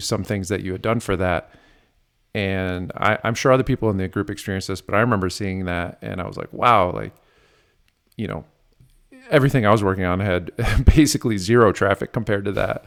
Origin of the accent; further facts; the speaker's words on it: Midwest, United States; now in San Diego, United States; I'm from the Midwest originally